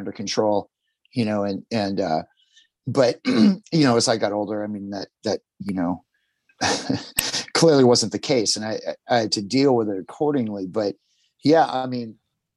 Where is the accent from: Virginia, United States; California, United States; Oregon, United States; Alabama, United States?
California, United States; Southern; moved away; also born or lived in New York City; I grew up in Southern California